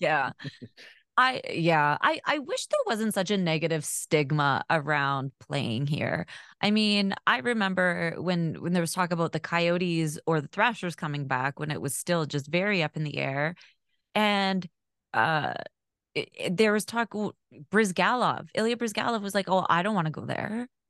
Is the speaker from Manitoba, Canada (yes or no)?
yes; Winnipeg, Manitoba, Canada; born or raised there; also born or lived in Alberta